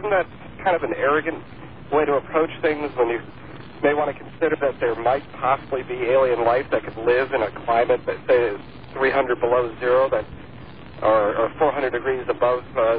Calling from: Madison, Wisconsin, United States; I'm calling from Madison, Wisconsin.

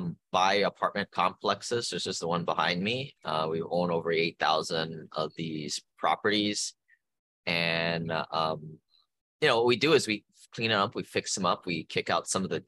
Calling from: Honolulu, Hawaii, United States; I am calling from Honolulu, Hawaii.

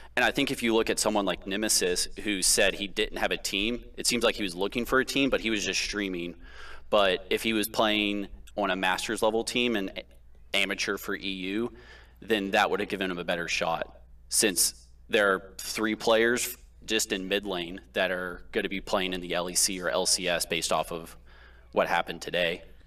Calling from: Pittsburgh, Pennsylvania, United States; I'm calling from Pittsburgh

